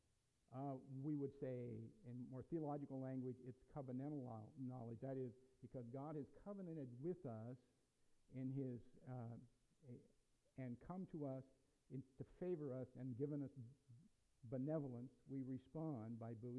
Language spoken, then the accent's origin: English; United States; We're Americans. We have a history and a culture that's been built upon personal freedom. And I, as an American, I embrace